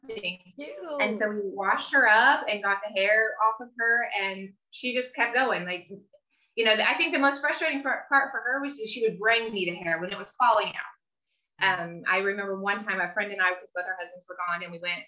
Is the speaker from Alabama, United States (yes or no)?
no; Indiana, United States; moved away as an adult; now in California, United States; We're originally from Indiana, just a little backstory. So I'm in California, my family, everyone I know is in Indiana